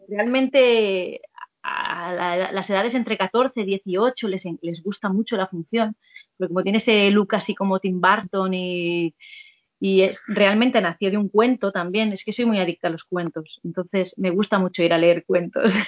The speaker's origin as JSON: {"language": "Spanish", "region": "Catalonia", "country": "Spain", "tie": "born or raised there", "moved": "as an adult", "lives_now": "Madrid, Spain"}